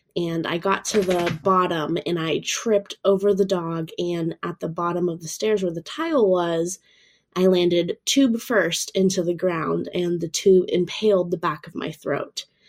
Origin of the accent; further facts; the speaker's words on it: Florida, United States; I'm from Florida over in the States